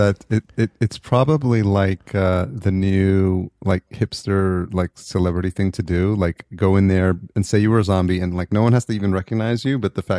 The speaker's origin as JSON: {"language": "English", "region": "New York", "country": "United States", "also_born_or_lived": "Atlanta", "moved": "as an adult", "said": "I'm originally from New York"}